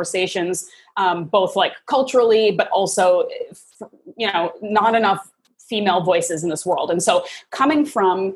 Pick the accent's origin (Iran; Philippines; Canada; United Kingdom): Canada; I grew up in Canada to American parents